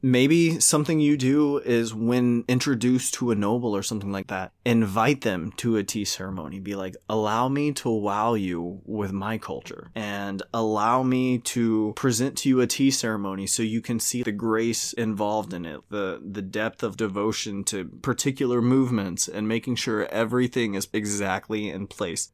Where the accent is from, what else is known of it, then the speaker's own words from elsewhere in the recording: Louisiana, United States; I'm from Louisiana.